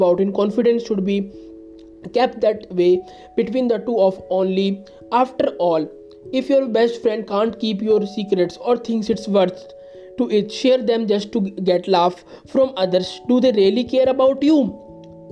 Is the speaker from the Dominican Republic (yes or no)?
no; India; I am from India